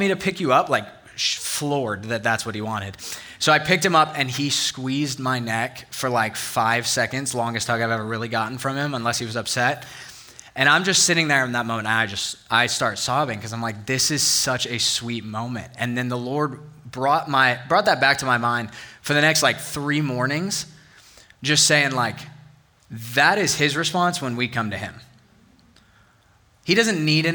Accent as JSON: {"language": "English", "region": "Northern Virginia", "country": "United States", "tie": "born or raised there", "moved": "yes", "lives_now": "Auburn, United States", "said": "I grew up in Northern Virginia, and we had four real seasons"}